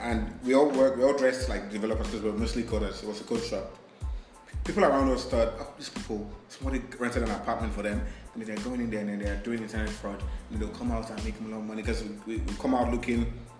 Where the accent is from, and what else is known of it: Nigeria